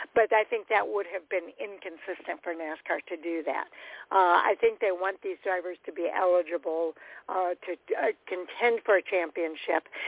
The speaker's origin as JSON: {"language": "English", "region": "Illinois", "country": "United States", "said": "I'm from Illinois"}